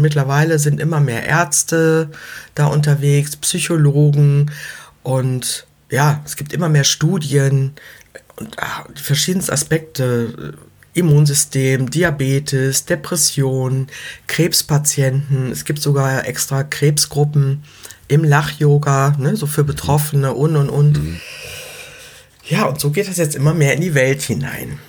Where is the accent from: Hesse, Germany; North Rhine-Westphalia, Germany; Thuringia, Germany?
North Rhine-Westphalia, Germany; Leverkusen; ich komme aus Leverkusen